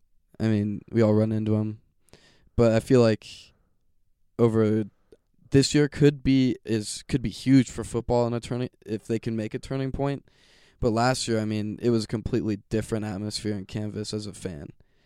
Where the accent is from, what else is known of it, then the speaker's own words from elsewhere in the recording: Fort Collins, Colorado, United States; Well, I was born here in Fort Collins. My dad's a pastor, so we moved all around Colorado